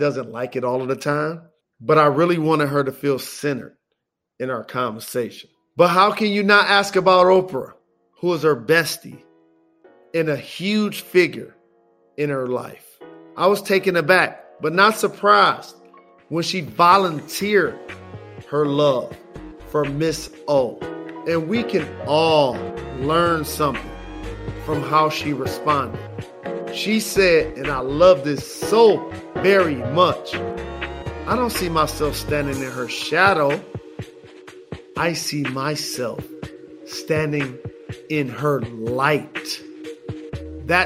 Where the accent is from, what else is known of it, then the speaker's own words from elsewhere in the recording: Detroit, Michigan, United States; I'm from Detroit, Michigan